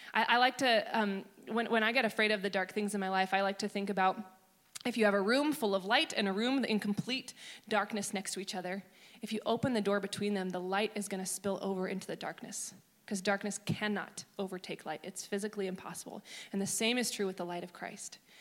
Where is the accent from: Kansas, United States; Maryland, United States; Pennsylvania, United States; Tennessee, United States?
Maryland, United States; I grew up in Maryland